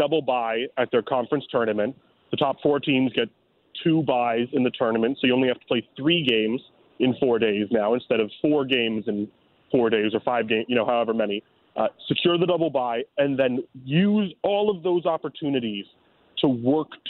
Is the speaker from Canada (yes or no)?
yes; Toronto, Ontario, Canada; now in St. Louis, United States; my hometown Blue Jays